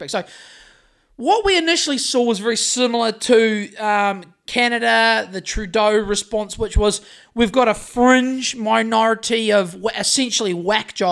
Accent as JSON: {"language": "English", "town": "Greymouth", "region": "West Coast", "country": "New Zealand", "said": "I've walked up and down Oxford Street in Sydney a couple of times just to when I was fresh from Greymouth, just to see what all the fracas was about."}